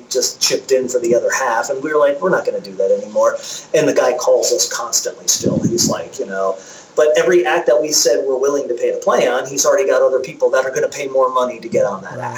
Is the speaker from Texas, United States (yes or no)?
no; Connecticut, United States; moved away as an adult; also born or lived in Los Angeles; we're from Connecticut